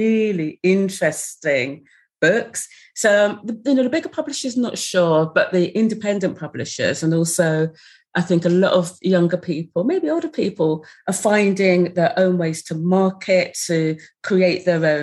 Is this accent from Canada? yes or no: no; Sussex, South East England, United Kingdom; moved away as an adult; also born or lived in London; when I moved to London in my mid to late 20s, I found London quite difficult, as I came from Sussex